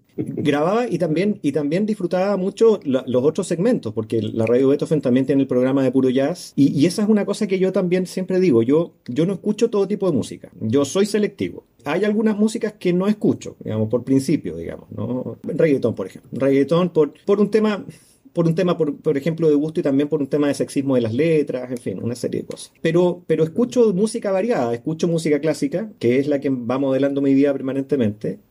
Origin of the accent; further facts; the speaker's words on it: Santiago, Santiago Metropolitan Region, Chile; moved away as an adult; now in Valdivia, Chile; siendo santiaguino de toda la vida